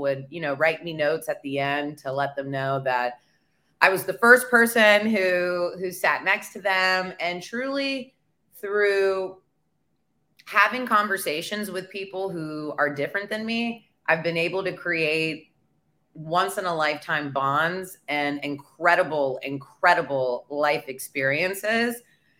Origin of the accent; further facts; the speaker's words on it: Memphis, Tennessee, United States; I was born in Memphis, Tennessee, the granddaughter of Holocaust survivors.